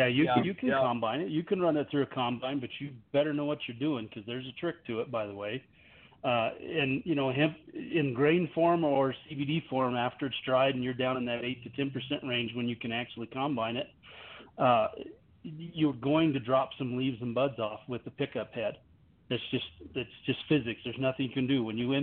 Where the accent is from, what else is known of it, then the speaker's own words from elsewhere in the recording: Missouri, United States; Like, we're from Missouri, right?